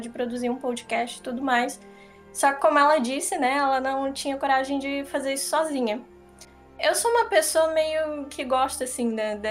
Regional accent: Santa Catarina, Brazil; accent: catarinense; eu sou catarinense mesmo

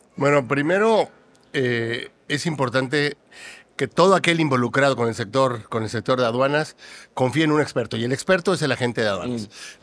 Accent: Mexico; en mi país, en México

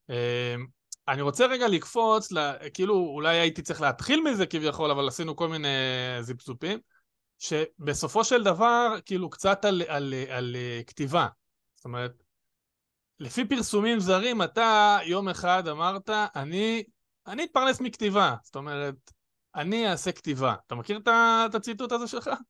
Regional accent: Jerusalem, Jerusalem District, Israel; אני ירושלמי, כאילו, לא משנה מה, אני, זה, העיר הזאת גם, אני אומר, חשובה לי

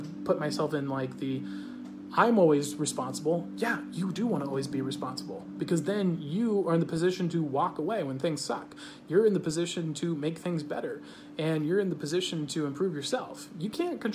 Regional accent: United States; I'm American

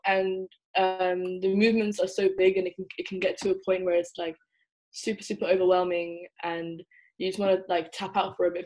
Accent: England, United Kingdom; moved away as an adult; also born or lived in Netherlands; now in Leiden, Netherlands; I was born in the Netherlands uh, and grew up in England, so I'm essentially part of the diaspora, but I would identify as Somali.

